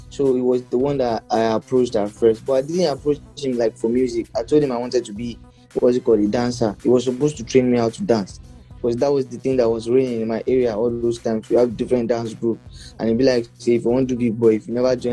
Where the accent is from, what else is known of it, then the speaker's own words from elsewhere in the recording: Ilorin, Kwara, Nigeria; now in Lagos, Nigeria; But I came from Ilorin like to Lagos with the mindset that oh, I'm coming here to blow.